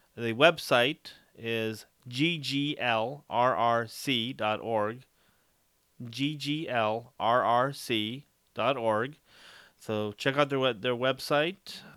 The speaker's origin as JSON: {"language": "English", "town": "Dos Palos", "region": "California", "country": "United States", "tie": "born or raised there", "said": "my hometown of Dallas Palace"}